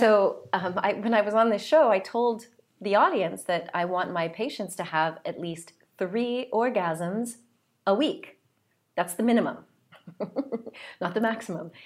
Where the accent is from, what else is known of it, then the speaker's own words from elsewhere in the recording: United States; also born or lived in south of France; now in France; I'm from the United States